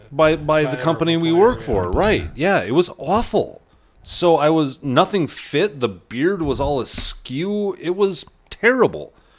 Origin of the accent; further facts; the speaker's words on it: Chautauqua, United States; I grew up in Chautauqua and we did not have family around.